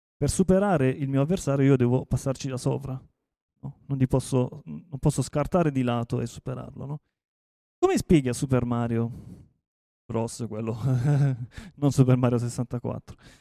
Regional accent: Taranto, Apulia, Italy; io sono di Taranto

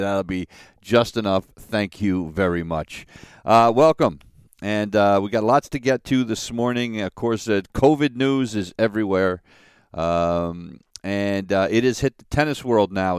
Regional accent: United States; an American citizen

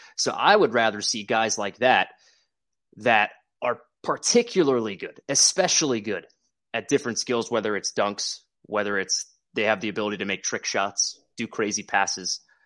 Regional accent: New Jersey, United States; moved away as an adult; now in Springfield, United States; I'm from New Jersey

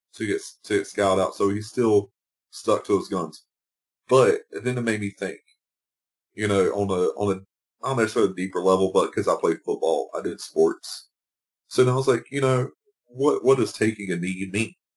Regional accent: United States; being an American

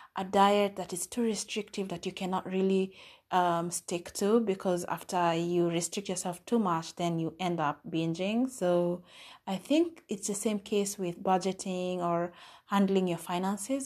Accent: Kenya; I'm from Kenya

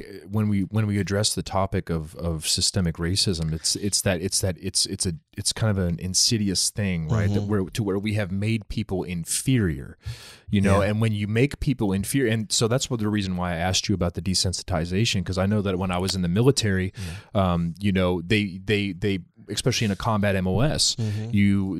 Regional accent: Derby, Kansas, United States; No, I grew up in Derby.

